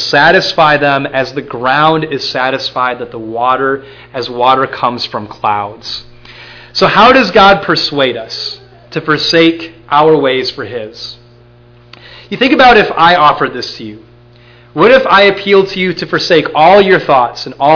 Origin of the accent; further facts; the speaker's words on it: Minnesota, United States; I'm from Minnesota